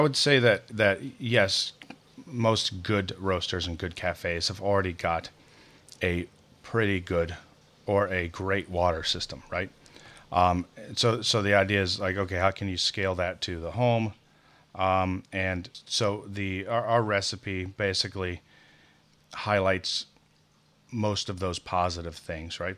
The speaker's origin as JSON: {"language": "English", "region": "Midwest", "country": "United States", "said": "being a Midwesterner"}